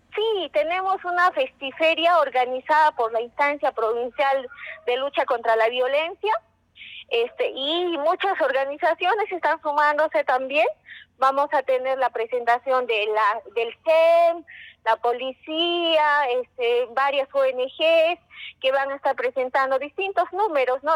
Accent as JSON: {"language": "Spanish", "region": "Cusco", "country": "Peru", "said": "Un saludo desde el Cusco."}